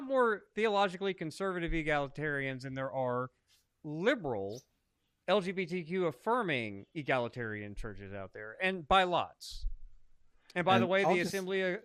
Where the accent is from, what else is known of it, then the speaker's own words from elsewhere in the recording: Arkansas, United States; my home state of Arkansas